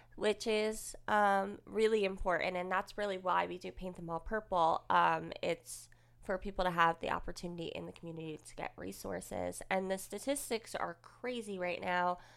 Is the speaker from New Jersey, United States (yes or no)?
yes; Woodbridge, New Jersey, United States; moved away as an adult; also born or lived in Manalapan, New Jersey; I grew up in Woolbridge